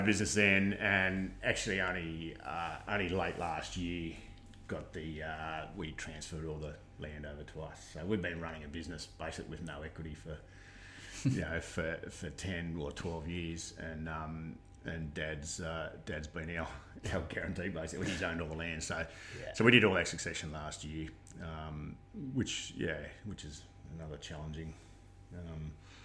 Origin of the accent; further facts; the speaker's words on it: Australia; So born and bred in Condo. Did my first up to year six at Condo Public.